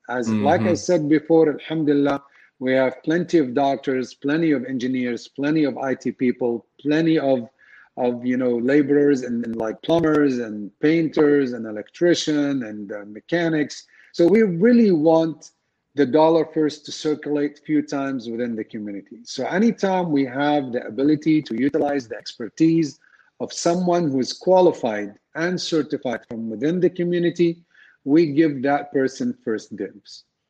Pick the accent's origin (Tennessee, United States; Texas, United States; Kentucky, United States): Texas, United States; Dallas; we are from North Dallas